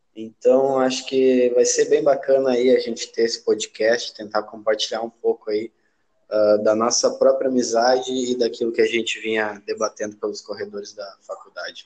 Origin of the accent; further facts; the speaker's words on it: Rio Grande do Sul, Brazil; also born or lived in South Korea; eu sou natural também do Rio Grande do Sul, do interior